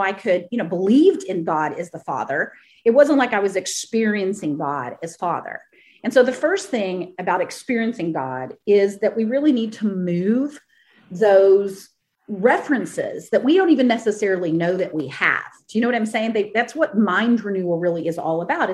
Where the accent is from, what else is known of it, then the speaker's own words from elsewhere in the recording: Texas, United States; I grew up in the Bible Belt in Texas, and I grew up in a Baptist church